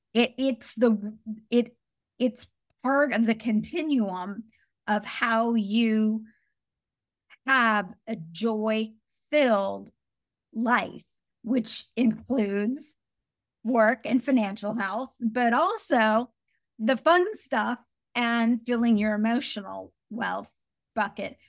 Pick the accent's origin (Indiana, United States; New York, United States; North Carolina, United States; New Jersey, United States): Indiana, United States; I grew up in a really small, very white town in Indiana